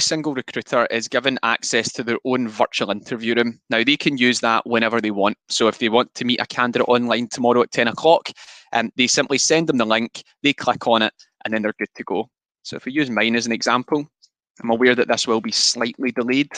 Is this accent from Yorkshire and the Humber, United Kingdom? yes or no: no; Scotland, United Kingdom; I am extremely Scottish